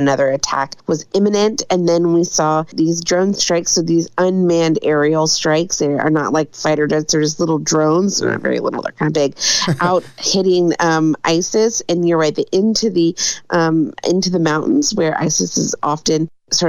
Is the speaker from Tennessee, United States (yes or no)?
no; Louisiana, United States; moved away; my home state of Louisiana